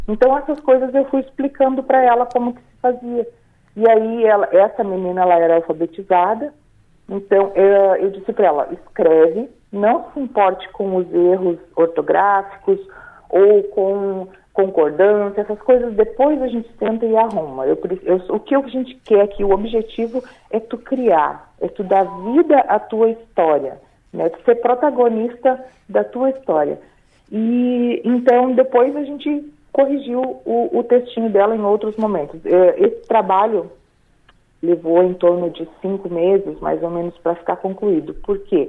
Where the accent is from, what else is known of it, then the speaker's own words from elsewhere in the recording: São Luís Gonzaga, Rio Grande do Sul, Brazil; moved away as an adult; also born or lived in Joinville; now in Balneário Arroio do Silva, Brazil; eu sou gaúcha missioneira lá de São Luís Gonzaga, né? E fazem três anos que eu vim para Santa Catarina